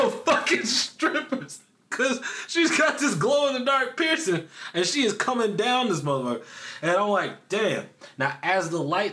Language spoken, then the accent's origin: English; the South, United States; growing up in the South